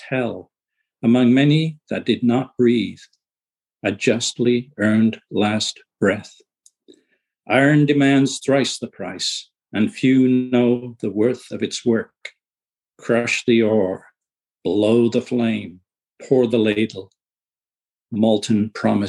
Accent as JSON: {"language": "English", "country": "United Kingdom", "tie": "born or raised there", "moved": "yes", "said": "I was born in the UK, but my father was a lighthouse keeper and we lived on remote islands."}